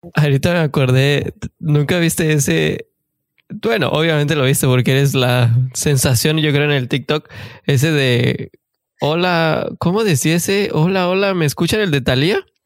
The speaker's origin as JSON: {"language": "Spanish", "region": "Mexico City", "country": "Mexico", "said": "tú y yo somos de la Ciudad de México"}